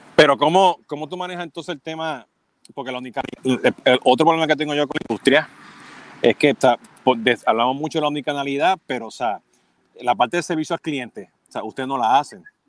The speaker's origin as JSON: {"language": "Spanish", "country": "Puerto Rico", "moved": "yes", "lives_now": "Miami, United States", "said": "siendo puertorriqueño"}